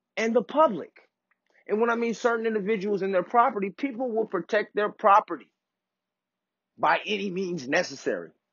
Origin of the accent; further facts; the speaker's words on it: Oak Park, United States; I grew up in Oak Park, went to Bret Hart.